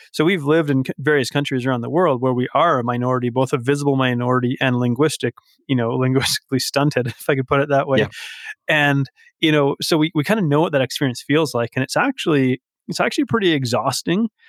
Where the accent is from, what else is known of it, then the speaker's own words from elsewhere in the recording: Vancouver Island, British Columbia, Canada; now in Alberta, Canada; I live in Alberta, but I'm not a native Albertan. I'm, I'm from the West Coast. I'm from Vancouver Island.